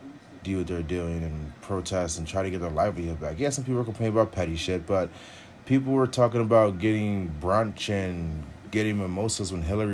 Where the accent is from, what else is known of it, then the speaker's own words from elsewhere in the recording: United States; because essentially I'm American.